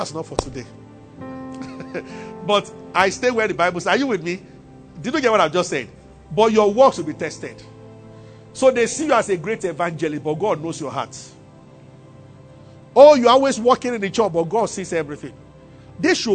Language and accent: English; Abeokuta, Ogun State, Nigeria; moved away as an adult; also born or lived in Ibadan / Kaduna; now in Lagos, Nigeria; I grew up in Abeokuta and I went to the University of Ibadan